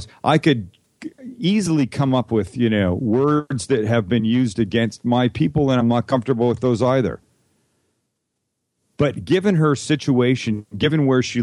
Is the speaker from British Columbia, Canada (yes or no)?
yes; Vancouver, British Columbia, Canada; I grew up in Vancouver, Canada